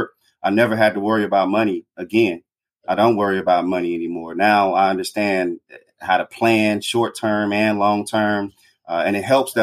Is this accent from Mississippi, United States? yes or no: yes; Greenwood, Mississippi, United States; moved away as an adult; also born or lived in Chicago, Illinois / Decatur, Georgia / North Carolina; growing up in Mississippi, in Greenwood, Mississippi